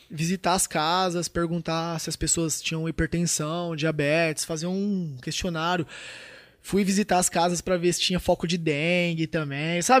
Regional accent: Tupã, São Paulo, Brazil; born there; Nasci em Tupã, uma cidade de 70 mil, acho que tem menos, é, eu acho que é 60 e poucos mil habitantes, tá ligado?

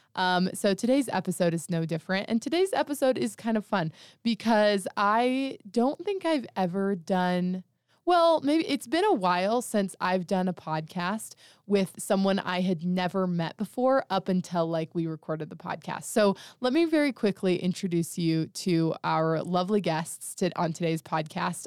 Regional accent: Monticello, Utah, United States; I'm from Monticello

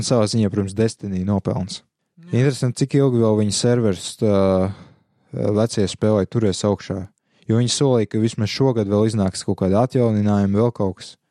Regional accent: Latvia; viss, kas mums latviešiem īstenībā ir, ir valoda

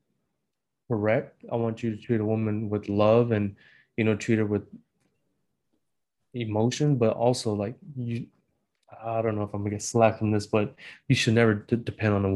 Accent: Washington, United States; growing up in Washington State with my mom

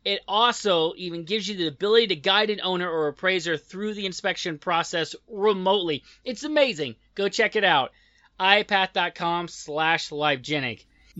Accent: United States; I'm American, and I am not close enough to the border, apparently, to get it quite right.

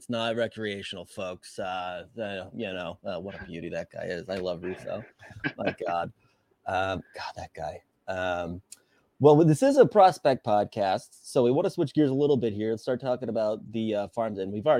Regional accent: Boston, Massachusetts, United States; accent: Boston; my bad Boston accent.

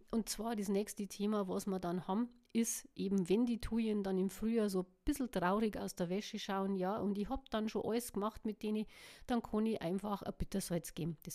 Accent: Bavaria, Germany; Ja, dann haben wir noch die Rhododendren, die hängen ja auch oder lassen die länger, so wie wir bei uns in Bayern sagen.

